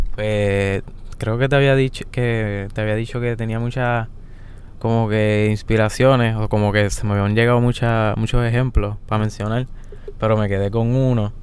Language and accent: Spanish; Yauco, Puerto Rico; also born or lived in Guayanilla; Yo nací en Yauco.